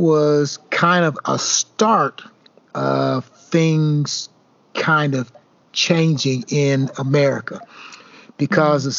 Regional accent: the South, United States; now in Indiana, United States; Moving to Indiana, I tell folks all the time when I first moved here, I said, I grew up in the South.

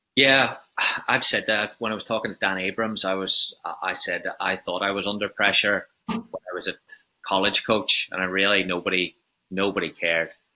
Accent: Northern Ireland, United Kingdom; coming from having an Irish background and talking about growing up in Northern Ireland

